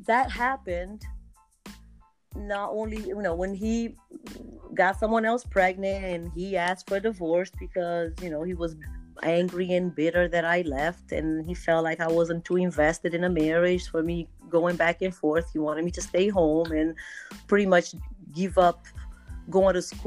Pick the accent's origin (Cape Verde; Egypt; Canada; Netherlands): Cape Verde; English is a second language; moved away as an adult; I am originally from Cape Verde Islands on the west coast of Africa, but I've moved here a while ago, since I was 21, 22 years old.